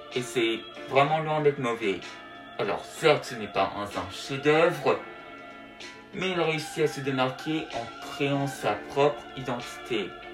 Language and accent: French; France; chez nous en France